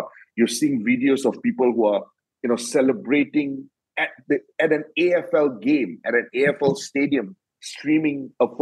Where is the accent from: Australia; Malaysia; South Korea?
Malaysia; as the Malaysian